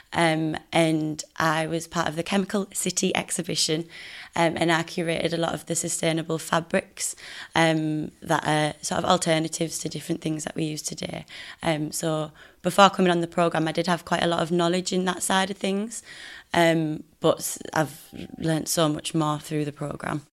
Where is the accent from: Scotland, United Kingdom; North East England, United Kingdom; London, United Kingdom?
North East England, United Kingdom; Middlesbrough; I'm from Middlesbrough and I studied fashion design at Teesside University. So I repping the Northeast